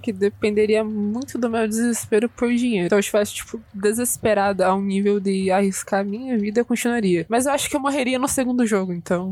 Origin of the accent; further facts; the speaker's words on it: Brazil; eu sou brasileira mesmo